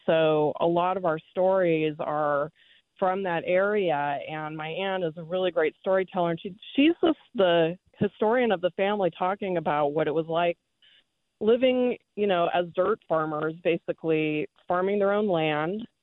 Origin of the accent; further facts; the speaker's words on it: Bay Area, California, United States; I'm a Bay, I'm a Bay Area native, California native